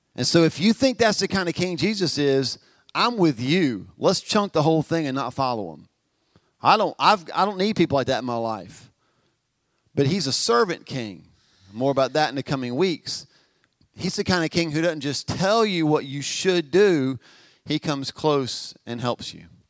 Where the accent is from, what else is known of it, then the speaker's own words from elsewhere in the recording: Albemarle, North Carolina, United States; Albemarle, see ya. I mean, I, I, grew up here.